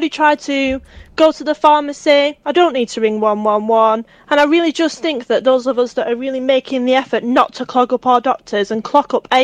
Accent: the north of England, United Kingdom; accent: northern; I'm from the north, so please forgive me for my very northern accent

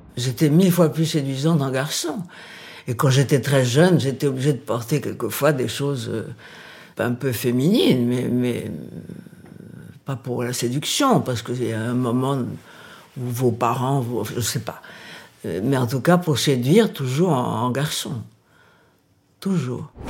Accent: Paris, Île-de-France, France; also born or lived in Brazil / England; Je suis née au Brésil. Elle euh, s'est mariée quand j'avais 4 ans avec un Français, donc nous sommes venus à Paris vivre.

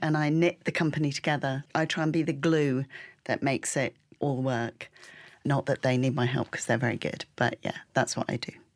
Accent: Peak District of Derbyshire, East Midlands, United Kingdom; I grew up in the Peak District of Derbyshire

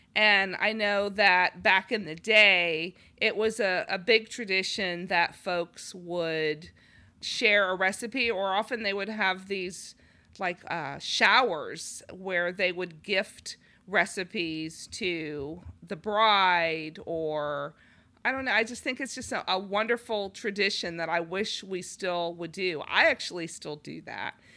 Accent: Los Angeles, California, United States; moved away; I'm from Los Angeles

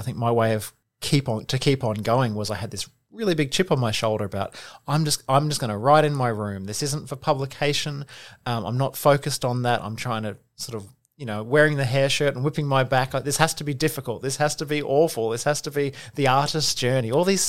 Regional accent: Sunshine Coast, Queensland, Australia; also born or lived in Brisbane; now in Melbourne, Australia; I'm originally from Brisbane. Okay. I grew up on the Sunshine Coast.

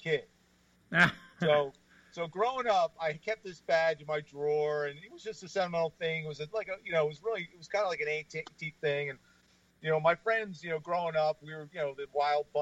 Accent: Atlantic City, New Jersey, United States; I was born and raised in Atlantic City. You know, I graduated from Atlantic City High School

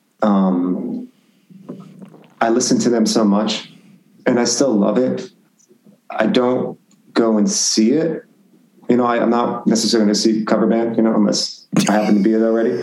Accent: Branford, Connecticut, United States; born or raised there; moved away as an adult

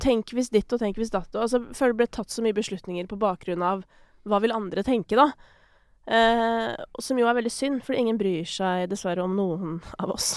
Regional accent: Kolbotn, Akershus, Norway; jeg er fra Kolbotn.

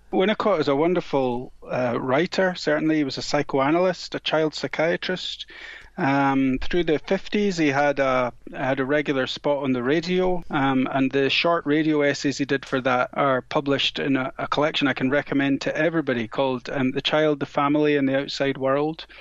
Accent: Scotland, United Kingdom; where I grew up in Scotland

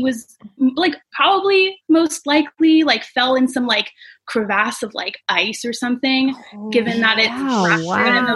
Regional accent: Alaska, United States; now in Bellingham, United States; from Alaska, where I grew up

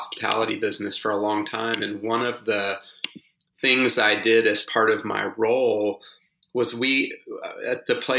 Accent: Houston, Texas, United States; now in Austin, United States; I grew up in Houston on the banks of the Buffalo Bayou

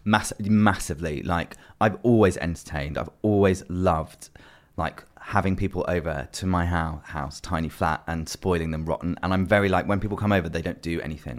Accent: London, United Kingdom; growing up in London

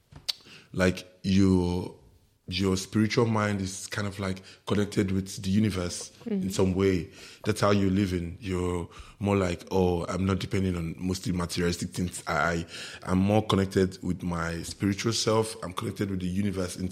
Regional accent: Lagos, Nigeria; also born or lived in Imo State; I grew up in Lagos

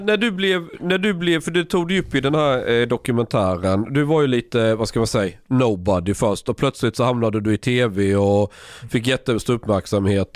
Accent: Skåne, Sweden; moved away; jag växte upp i Skåne

